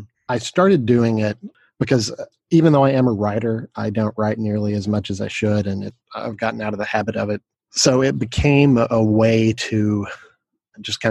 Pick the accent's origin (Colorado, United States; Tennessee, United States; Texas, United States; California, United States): Tennessee, United States; Knoxville; moved away; I am originally from Knoxville, Tennessee